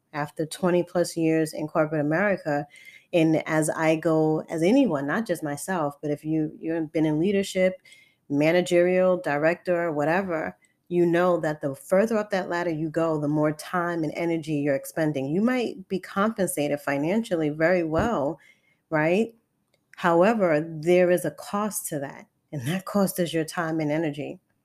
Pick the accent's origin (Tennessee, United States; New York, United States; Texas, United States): New York, United States; New York City; I'm born and raised in Harlem, New York City